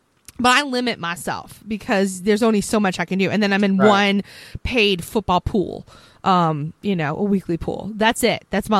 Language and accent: English; Philadelphia, Pennsylvania, United States; I'm from Philadelphia